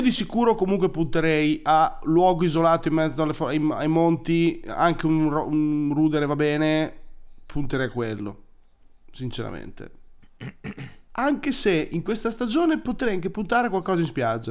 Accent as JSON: {"language": "Italian", "region": "Emilia-Romagna", "country": "Italy", "said": "adesso noi siamo romagnoli"}